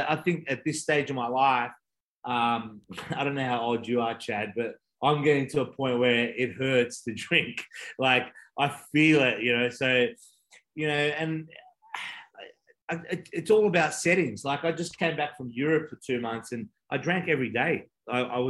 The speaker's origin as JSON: {"language": "English", "country": "Australia", "said": "I'm Australian"}